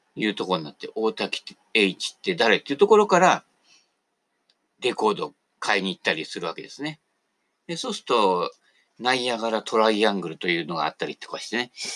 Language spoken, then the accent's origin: Japanese; Sagamihara, Kanagawa, Japan; 俺神奈川でね、相模原で生まれた